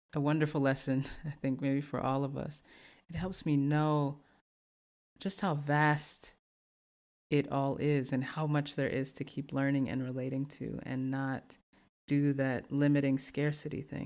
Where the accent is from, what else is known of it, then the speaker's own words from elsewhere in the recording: the South, United States; I'm from the South